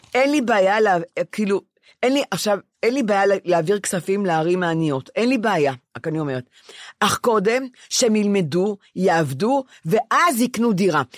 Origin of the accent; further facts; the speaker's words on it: Ramat Gan, Tel Aviv District, Israel; אני רמת גנית.